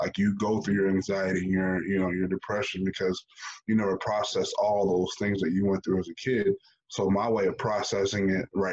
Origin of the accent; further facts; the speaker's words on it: United States; growing up in America, and in the inner city